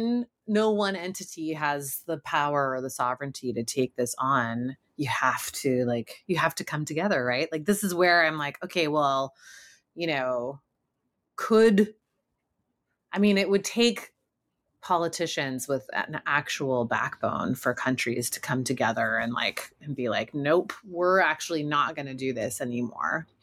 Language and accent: English; California, United States; I am from California